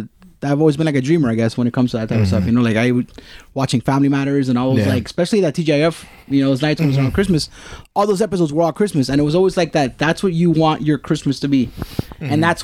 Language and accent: English; Miami, Florida, United States; Growing up in Miami